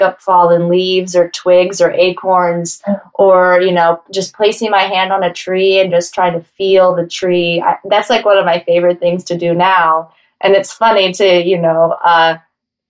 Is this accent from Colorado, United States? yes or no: yes; Denver, Colorado, United States; now in New York, United States; I grew up in Denver, Colorado